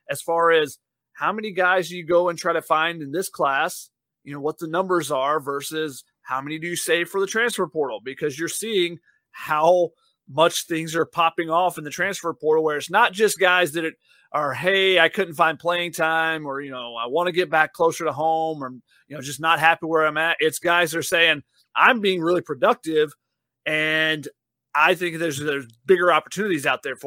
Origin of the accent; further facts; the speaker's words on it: Flowery Branch, Georgia, United States; the Falcons training complex is in my hometown of Flower Branch